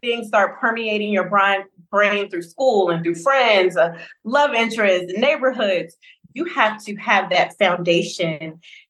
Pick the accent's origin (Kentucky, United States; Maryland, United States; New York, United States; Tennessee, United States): Tennessee, United States; Memphis; also born or lived in New Orleans, Louisiana; So I was born and raised in Memphis, Tennessee, right? But I also spent a significant amount of time in New Orleans because I have familial roots there and I also have collegiate roots there. Okay. I am the daughter of a Baptist pastor